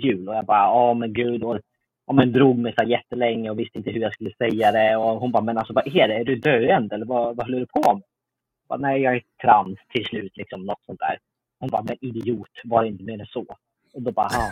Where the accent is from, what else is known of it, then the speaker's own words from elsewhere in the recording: Uppsala, Uppsala County, Sweden; i Uppsala där jag är född och uppvuxen